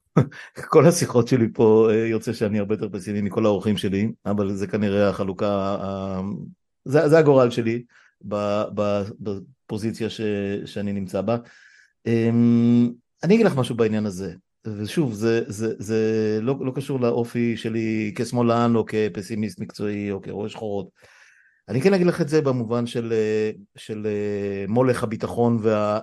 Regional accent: Israel; צמחנו וגדלנו פה עוד משחר ילדותי עוד לפני מלחמת ששת הימים

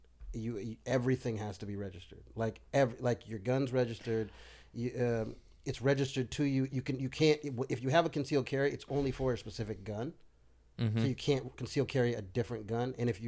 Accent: the South, United States; Look, dude, I'm from the South. I love guns.

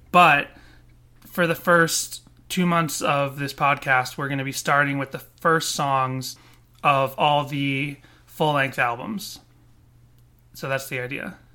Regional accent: Boston, Massachusetts, United States; moved away as an adult; also born or lived in Florida; when I grew up in Boston

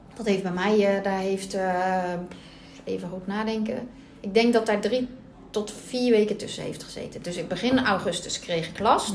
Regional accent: Bergen op Zoom, North Brabant, Netherlands; moved away; also born or lived in Puttershoek; van origine kom ik uit Berg op Zoom

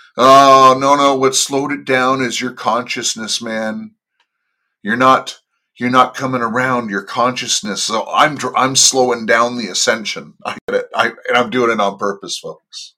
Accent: Los Angeles, California, United States; moved away as an adult; now in Toronto, Canada; I was born and raised in the Los Angeles area

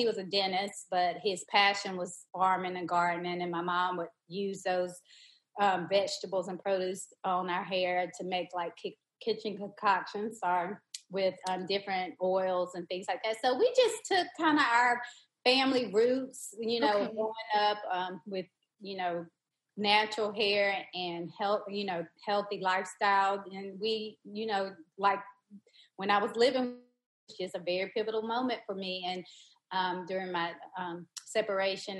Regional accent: Lancaster, South Carolina, United States; both of my grandparents were educators in my hometown of Lancaster, South Carolina.

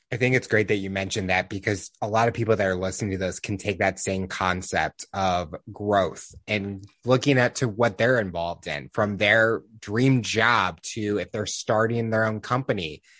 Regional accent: St. Louis, Missouri, United States; Growing up in Saint Louis, we had the Rams

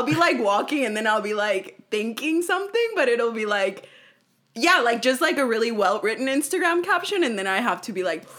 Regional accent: Oaxaca, Mexico; first language Spanish; English is a second language; moved away; I'm from Oaxaca

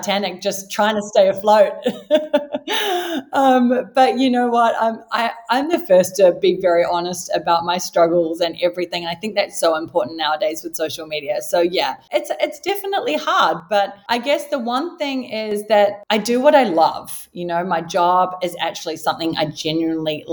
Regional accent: New Zealand; moved away as an adult; now in Sydney, Australia; I was born and raised in New Zealand, if you haven't already gathered from the slight accent

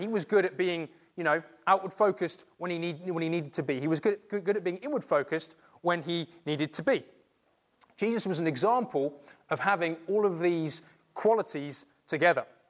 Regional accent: England, United Kingdom; being English

